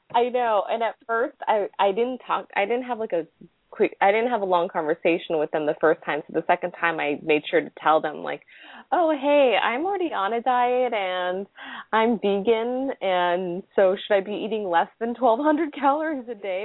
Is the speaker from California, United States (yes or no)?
yes; Los Angeles, California, United States; also born or lived in Japan; I'm from Los Angeles